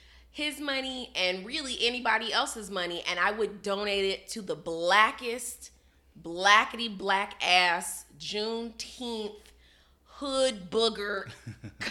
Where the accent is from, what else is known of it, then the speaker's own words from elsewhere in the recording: Chicago, Illinois, United States; I'm from Chicago